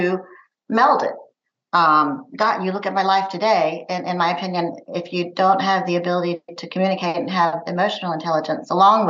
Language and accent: English; Charlotte, North Carolina, United States; I grew up in Charlotte, North Carolina